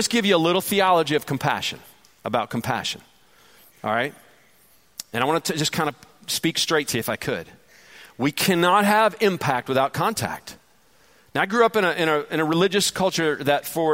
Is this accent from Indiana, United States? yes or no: no; Detroit, Michigan, United States; now in Georgia, United States; Detroit, Michigan, which is my hometown